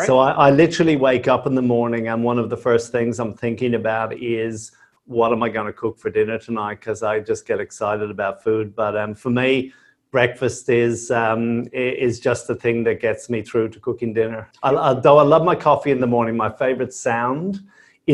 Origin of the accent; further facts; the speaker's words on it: Dublin, Leinster, Ireland; moved away as an adult; now in Australia; Yeah, so I'm originally from Dublin. I came out to Australia 26 odd years ago as a backpacker